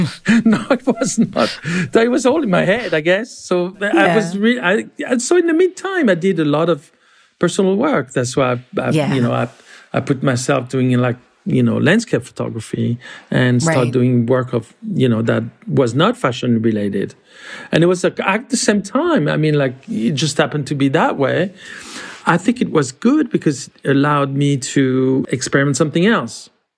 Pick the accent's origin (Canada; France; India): France; The way I grew up in France, I mean, actually, the way most kids my age grew up in France, they were quite Americanized in many ways.